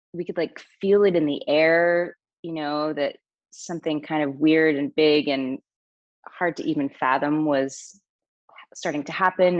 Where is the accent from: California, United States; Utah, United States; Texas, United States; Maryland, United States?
Utah, United States; I grew up in Utah